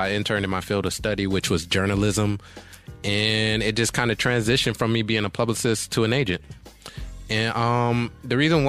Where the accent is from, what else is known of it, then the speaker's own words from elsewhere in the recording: Cleveland, Ohio, United States; now in California, United States; I'm from Cleveland. Okay, but okay. I did high school out here in Cali.